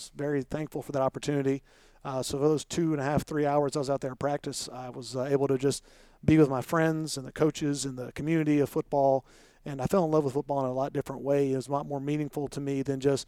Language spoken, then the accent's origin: English; Columbia, South Carolina, United States; I grew up in Columbia, in Irmo in Columbia